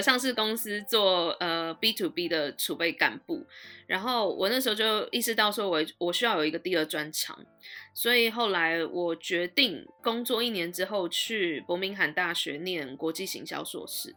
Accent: Taiwan; moved away as an adult; now in London, United Kingdom; 我一直到大学毕业，我都在台湾啊

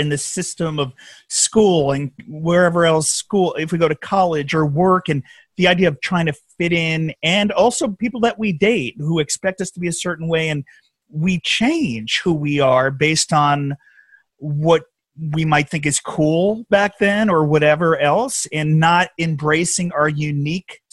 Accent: New Jersey, United States; also born or lived in Brooklyn, New York; I was born in Brooklyn, but I grew up in New Jersey

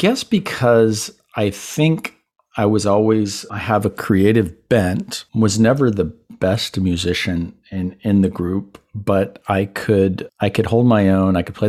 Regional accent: Panama; first language Spanish; English is a second language; also born or lived in Puerto Rico / Miami; But growing up in Latin environments, both Panama, Puerto Rico, my parents say that Spanish was the first language that I learned. Because back in the 60s, when I was born, especially in Panama

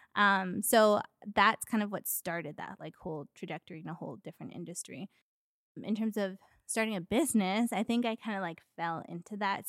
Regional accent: Edmonton, Alberta, Canada; moved away as an adult; also born or lived in Miami, Florida, United States; grew up in Edmonton, so spent most of my formative years there.

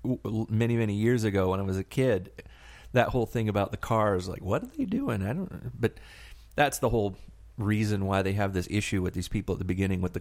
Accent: the South, United States; I grew up in the South. I think all of us kind of did, right?

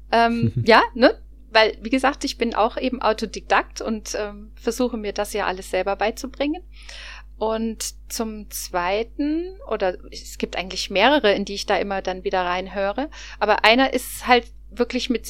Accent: Cologne, North Rhine-Westphalia, Germany; vor allen Dingen als Kölner.

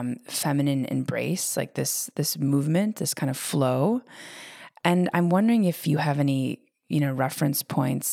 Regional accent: United States; growing up in the America

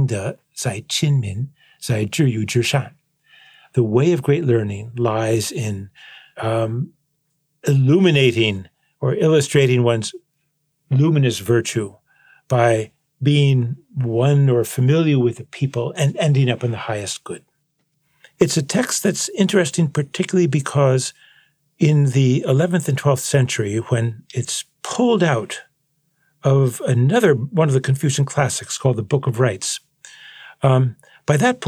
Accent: United States; I'm an American

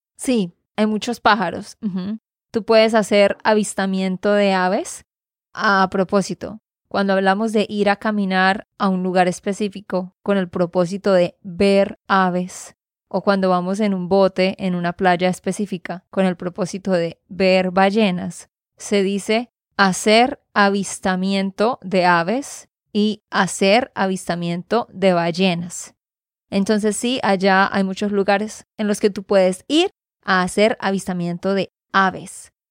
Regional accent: Santander, Colombia; de Santander, Colombia

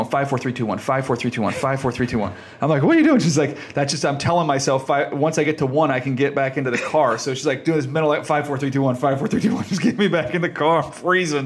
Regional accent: San Diego, California, United States; I'm a San Diego kid.

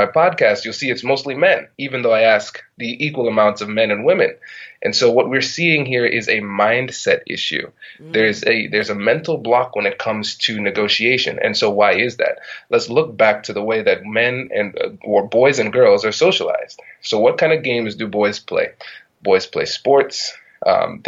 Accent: Tiffin, Ohio, United States; I was growing up in this small town in Tiffin, Ohio, really small town

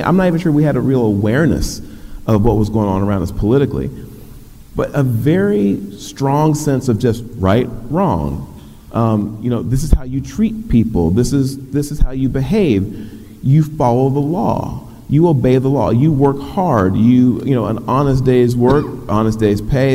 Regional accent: Dallas, Texas, United States; was born in West Dallas, very poor community to working class parents

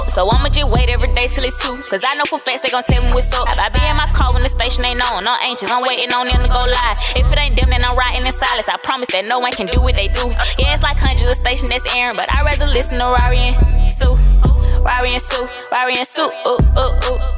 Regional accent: Tigray, Ethiopia; Like y'all know, I am from Tigray

